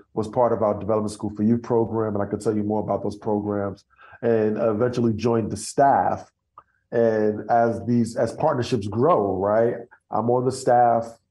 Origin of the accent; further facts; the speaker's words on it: New York City, New York, United States; accent: Brooklyn; moved away as an adult; now in Dallas, United States; I'm from Brooklyn